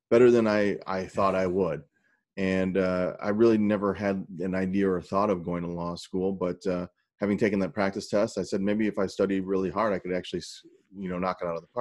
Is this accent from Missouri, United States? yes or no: yes; St. Louis, Missouri, United States; also born or lived in South Korea; I was born in South Korea, where my African American Army dad met my Korean mom during the Vietnam War. I grew up in working class St. Louis, North County, St. Louis, next door to Ferguson